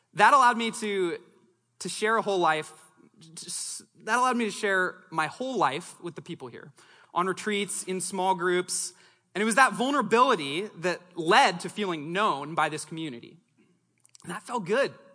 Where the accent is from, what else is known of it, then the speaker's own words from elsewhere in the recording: Longview, Washington, United States; also born or lived in Los Angeles, California / Seattle, Washington; growing up in Southwest Washington